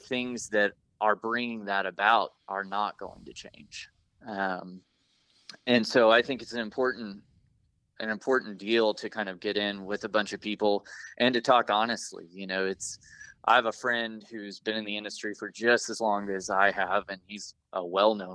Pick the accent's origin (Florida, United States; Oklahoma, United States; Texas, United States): Oklahoma, United States; also born or lived in Pacific Northwest; I was born and raised in Oklahoma and grew up here.